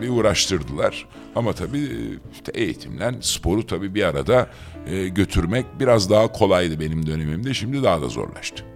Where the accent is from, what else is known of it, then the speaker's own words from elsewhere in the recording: Istanbul, Turkey; also born or lived in Ankara; ben e, üç kuşak dört kuşak filan İstanbulluyum. E, İstanbul'da gördüm eğitimimi.